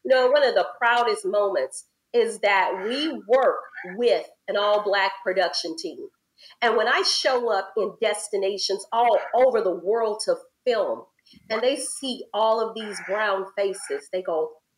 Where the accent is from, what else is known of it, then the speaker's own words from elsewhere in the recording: Louisiana, United States; You know, I grew up in Louisiana. My mama took us places, but in the States, we didn't travel internationally.